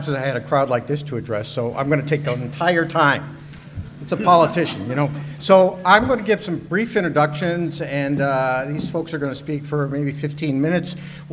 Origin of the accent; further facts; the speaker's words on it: Syracuse, New York, United States; now in Charlottesville, United States; I'm from Syracuse, by the way, so we're avoiding snow here in Charlottesville